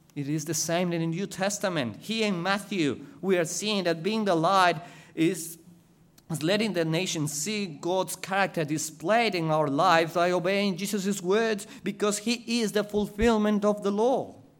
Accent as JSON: {"language": "English", "country": "Ecuador", "second_language": "English", "moved": "as an adult", "lives_now": "Australia", "said": "I was going to go back to Ecuador"}